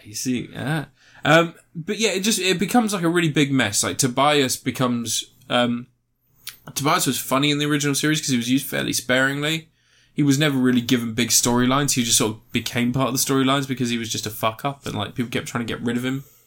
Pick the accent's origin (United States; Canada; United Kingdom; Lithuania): United Kingdom; we are British